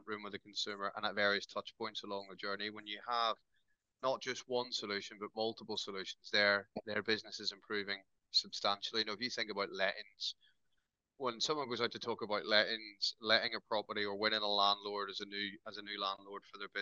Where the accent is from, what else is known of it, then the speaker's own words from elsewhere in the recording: Northern Ireland, United Kingdom; now in Newcastle, United Kingdom; I am Irish by heritage, but I've lived in Newcastle longer than I lived in Northern Ireland